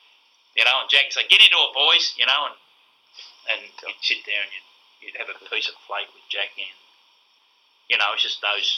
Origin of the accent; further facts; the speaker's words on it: Nunawading, Victoria, Australia; I'm a kid from Nunawading